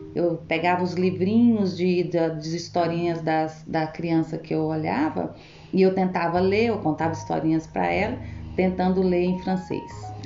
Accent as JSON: {"language": "Portuguese", "town": "Goiânia", "region": "Goiás", "country": "Brazil", "moved": "as an adult", "lives_now": "Belgium", "said": "eu sou de Goiânia"}